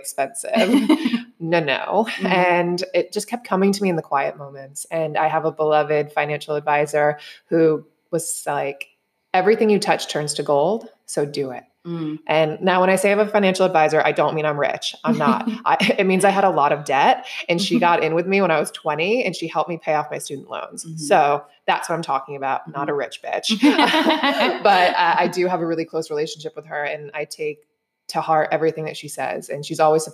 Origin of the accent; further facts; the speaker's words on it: New York, United States; moved away as an adult; now in Bali, Indonesia; I am originally from New York, not New York City, but I did eventually move down there